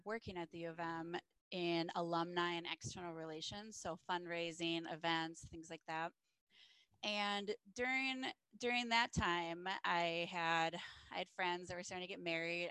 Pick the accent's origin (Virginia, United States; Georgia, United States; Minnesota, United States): Minnesota, United States; Cottage Grove; Minnesota, the Twin Cities. So I grew up in Cottage Grove.